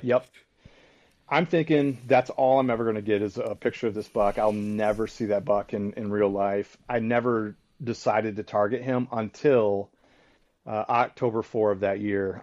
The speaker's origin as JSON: {"language": "English", "region": "Michigan", "country": "United States", "tie": "born or raised there", "said": "my hometown or my home state"}